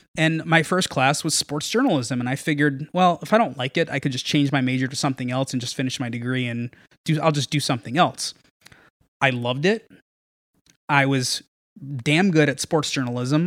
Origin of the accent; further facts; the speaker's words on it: Norwalk, Connecticut, United States; I grew up in Norwalk. Uh, born and raised, I still live in Norwalk